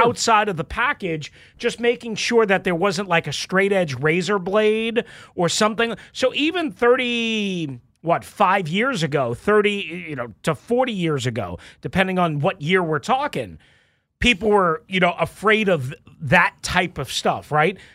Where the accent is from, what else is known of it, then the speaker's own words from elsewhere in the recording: Long Island, New York, United States; moved away; when I was growing up on Long Island